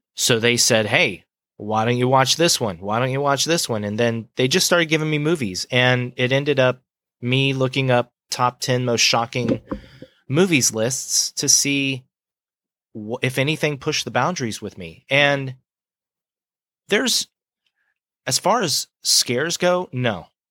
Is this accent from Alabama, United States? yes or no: no; Gulf Breeze, Florida, United States; I'm from Gulf Breeze, Florida